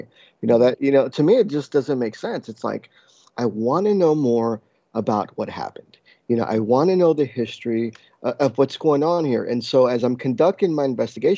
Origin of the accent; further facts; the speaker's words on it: New Jersey, United States; growing up in the East Coast specifically, you know, in New England, New Jersey, New York area